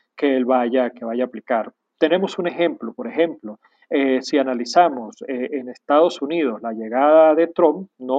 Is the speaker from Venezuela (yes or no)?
yes; Venezuela; Aquí mismo, en mi país, en Venezuela